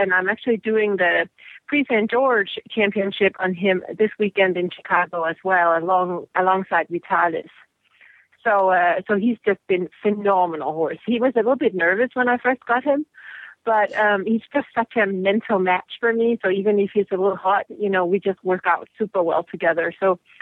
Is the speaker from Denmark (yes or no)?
yes; Denmark; now in United States; I'm from Denmark